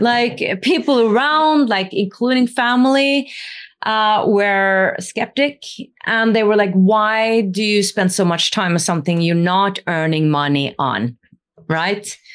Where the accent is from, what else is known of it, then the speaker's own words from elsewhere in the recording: Norway; I come from the north. I come from Norway.